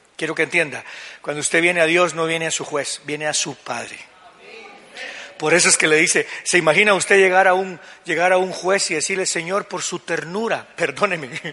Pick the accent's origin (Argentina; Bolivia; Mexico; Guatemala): Guatemala; como buenos guatemaltecos que somos